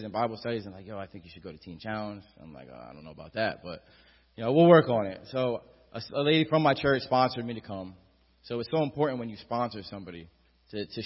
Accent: Atlantic City, New Jersey, United States; I'm from Atlantic City

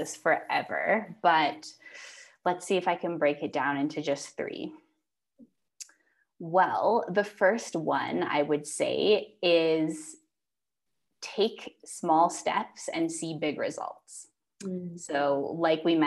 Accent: Canada; moved away as an adult; now in Mexico; growing up in Canada

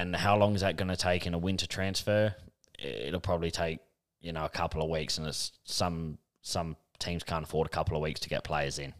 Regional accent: Australia; being Australian

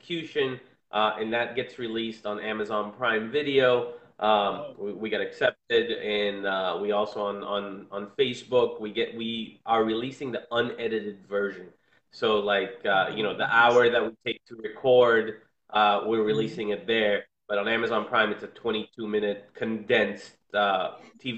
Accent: Israel; now in Miami, United States; my background is I'm originally from Israel, and my dad was a tour guide, and I used to go on tours with him

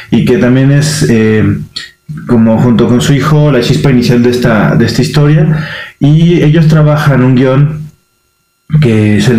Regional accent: Colombia; now in León, Mexico; soy colombiano

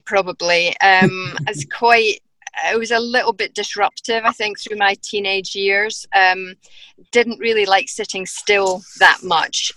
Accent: Dunblane, Scotland, United Kingdom; also born or lived in Glasgow; We moved from Glasgow back to Dunblane to be a bit closer to my parents

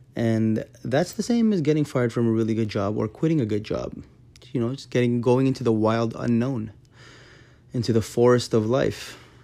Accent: Canada; I'm from Canada

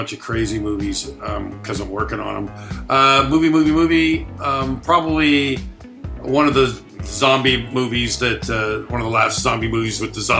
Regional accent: Houston, Texas, United States; also born or lived in Dayton, Ohio; I was born in Dayton, Ohio, but I grew up in Houston, Texas, and went to the high school for the performing and visual arts.

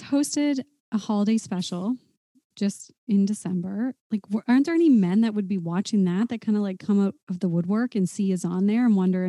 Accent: the Valley, Nova Scotia, Canada; accent: Valley twang; now in Halifax, Canada; I'm actually from the Valley

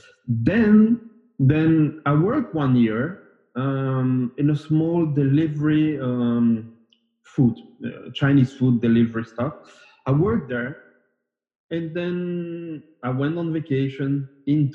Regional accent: Brussels, Brussels-Capital Region, Belgium; first language French; English is a second language; Originally, I'm from Belgium. I was born and raised in Brussels, so capital of Europe

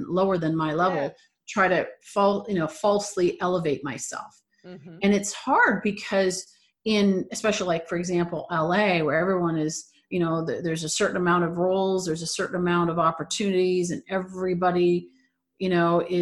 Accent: Toronto, Ontario, Canada; moved away as an adult; also born or lived in Los Angeles, California; now in California, United States; when I moved from Toronto, my hometown, to California

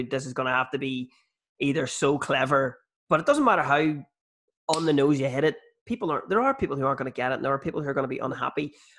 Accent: Northern Ireland, United Kingdom; I grew up in the North.

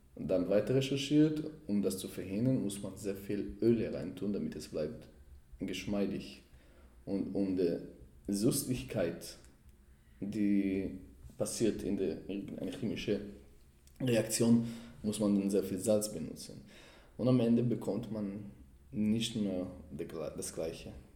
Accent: Jerusalem, Jerusalem District, Israel; German is a second language; now in Germany; Ich komme aus Jerusalem und ich verbinde damit, dass schon als Kinder meine Mutter hat uns oder meine Eltern haben uns zu Abu Ghosh genommen

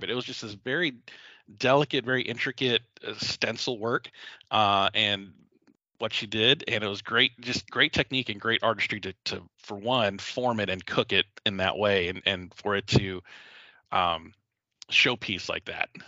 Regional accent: Philippines; Um, I'm a Filipino.

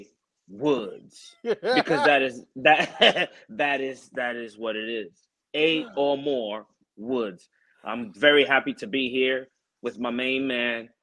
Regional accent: Nigeria; moved away; when I was growing up in Nigeria

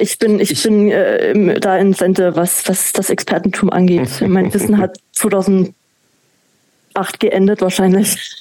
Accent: Manching, Bavaria, Germany; also born or lived in Ingolstadt; ich bin zwar in Ingolstadt geboren, aber aufgewachsen in Manching

